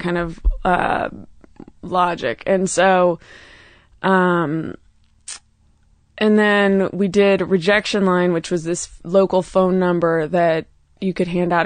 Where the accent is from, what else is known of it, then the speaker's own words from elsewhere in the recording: Oakland, California, United States; also born or lived in New York; now in Los Angeles, United States; I grew up in Oakland, California